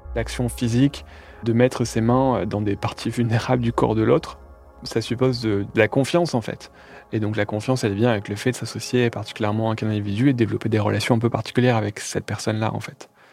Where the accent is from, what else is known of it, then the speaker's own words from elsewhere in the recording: Calais, Hauts-de-France, France; à Calais, là où je suis né